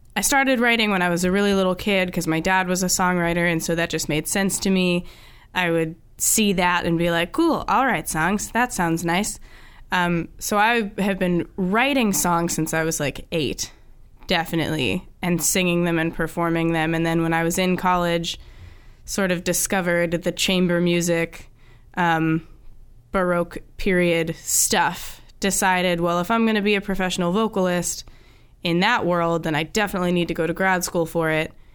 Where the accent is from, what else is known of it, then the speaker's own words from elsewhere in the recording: Pennsylvania, United States; moved away as an adult; also born or lived in Boston area; now in Boston, United States; I'm from Pennsylvania